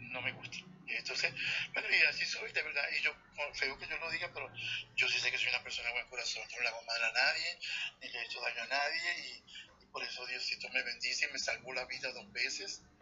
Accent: Venezuela; moved away as an adult; also born or lived in Puerto Rico; now in Miami, United States; yo soy venezolano y vivo aquí

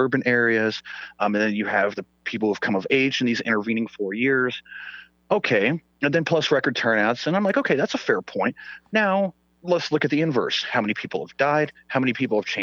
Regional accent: Sweden; first language Swedish; English is a second language; moved away; I'm pale. I'm from Sweden

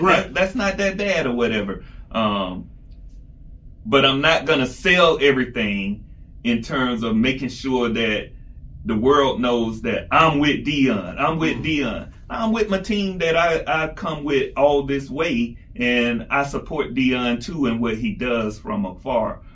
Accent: South Georgia, United States; Where I grew up in South Georgia

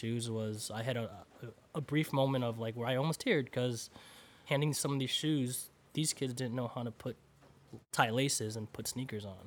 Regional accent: United States; I grew up here in the United States

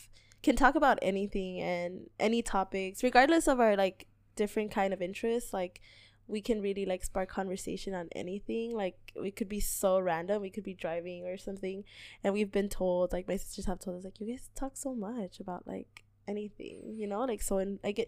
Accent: Los Angeles, California, United States; moved away as an adult; now in Richmond, United States; I grew up in South Central.

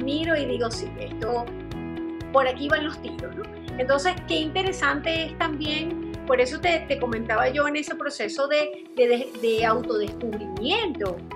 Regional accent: Venezuela; moved away as an adult; now in Chile; cuando yo salí de Venezuela

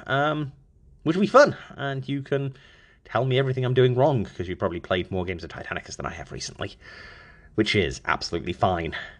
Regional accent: Stafford, West Midlands, United Kingdom; moved away as an adult; now in United States; my hometown of Stafford, Staffordshire.

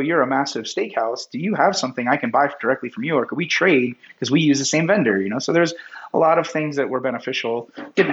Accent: San Francisco Bay Area, California, United States; also born or lived in Las Vegas / Denver; now in Park City, United States; I grew up in San Francisco Bay Area

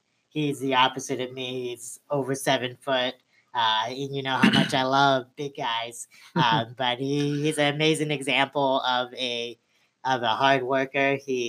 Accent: Alaska, United States; I grew up in Alaska too.

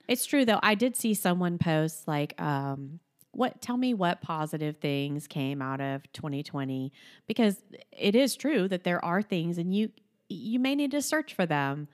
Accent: Florida, United States; I grew up in Florida

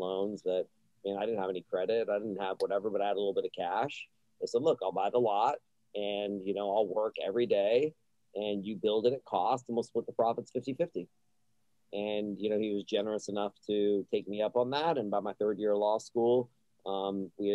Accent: Austin, Texas, United States; I was born in Austin

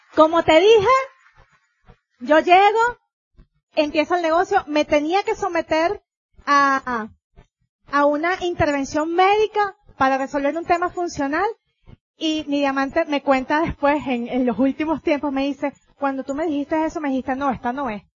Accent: Venezuela; vengo yo de Venezuela

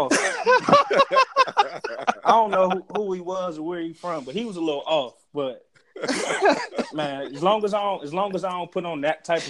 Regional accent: Cleveland, Ohio, United States; also born or lived in Washington, D.C. / New Haven, Connecticut; I'm from Cleveland, Ohio.

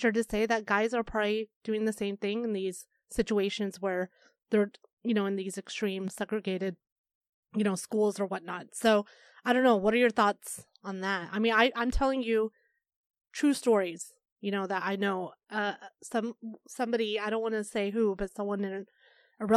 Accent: Arkansas, United States; now in Chicago, United States; I grew up in Arkansas

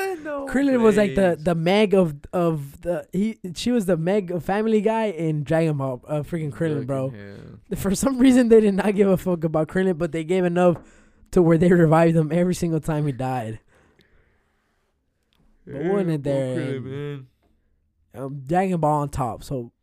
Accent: Paraguay; We're from Paraguay, bro.

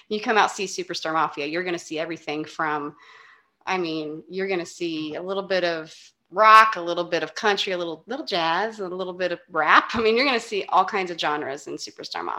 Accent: Augusta, Kansas, United States; born or raised there

